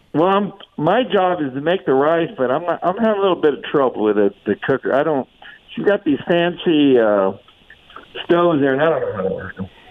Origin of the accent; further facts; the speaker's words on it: Tucson, Arizona, United States; growing up in Tucson